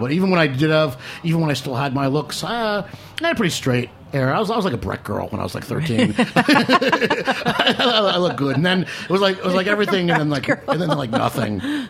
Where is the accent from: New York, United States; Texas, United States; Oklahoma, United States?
New York, United States; moved away as an adult; now in Brooklyn, United States; But I lived in Manhattan my whole life.